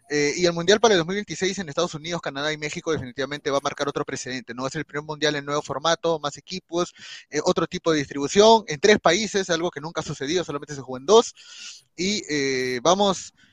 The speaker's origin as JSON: {"language": "Spanish", "country": "Peru", "said": "Yo soy peruano"}